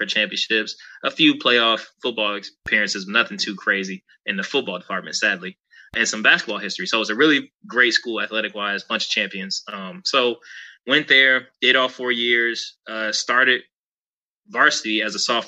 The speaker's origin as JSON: {"language": "English", "town": "Detroit", "region": "Michigan", "country": "United States", "tie": "born or raised there", "also_born_or_lived": "Grand Rapids, Michigan", "said": "originally I'm from Detroit, Michigan, right? Growing up in Detroit was inner city stuff"}